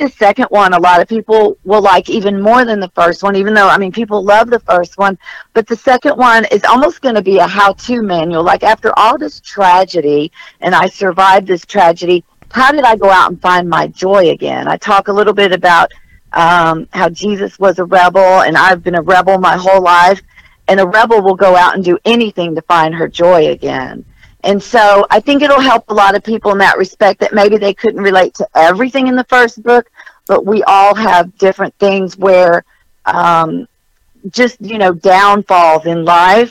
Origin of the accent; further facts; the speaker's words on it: Texas, United States; also born or lived in New Jersey; I am from Texas